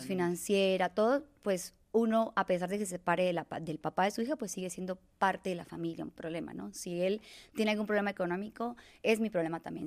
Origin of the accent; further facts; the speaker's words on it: Bucaramanga, Santander, Colombia; moved away as an adult; now in Mexico; yo soy de Colombia, de una ciudad muy bella que se llama Bucaramanga, en el que adquirí mi gusto eh, por el ecoturismo